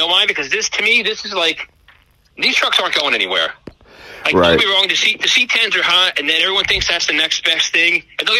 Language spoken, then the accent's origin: English; upstate New York, United States; I'm from upstate, you know, or I'm from New York